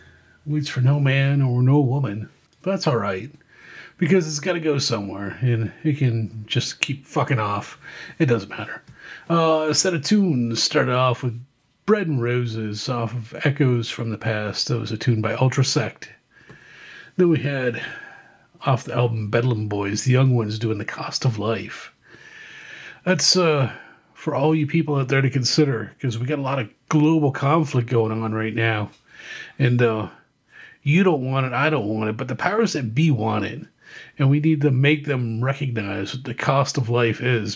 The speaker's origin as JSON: {"language": "English", "town": "Windsor", "region": "Ontario", "country": "Canada", "tie": "born or raised there", "said": "my hometown of Windsor, Ontario"}